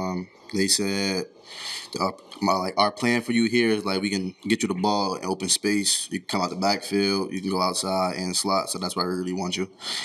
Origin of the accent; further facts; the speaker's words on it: Newark, New Jersey, United States; Said that. I'm from Newark, New Jersey.